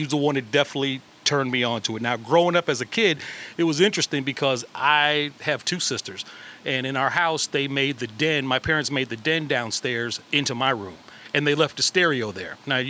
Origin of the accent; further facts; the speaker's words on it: Park Forest, Illinois, United States; I was originally born and raised in Park Forest, Illinois, which is about 30 minutes south of Chicago